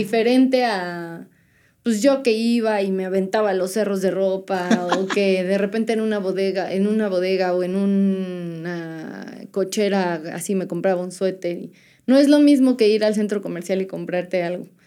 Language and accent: Spanish; Puebla, Mexico; moved away as an adult; now in San Andrés Cholula, Mexico; yo soy de Puebla